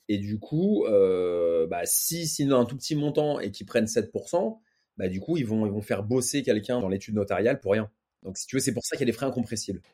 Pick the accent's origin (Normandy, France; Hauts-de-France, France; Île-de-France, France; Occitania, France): Île-de-France, France; Paris; je suis né à Paris, le contexte, c'est grandi avec ma mère